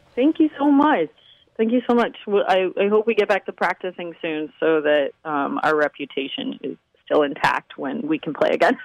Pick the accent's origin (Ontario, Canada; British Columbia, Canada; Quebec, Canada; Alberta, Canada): British Columbia, Canada; Vancouver; now in Toronto, Canada; I'm actually from Vancouver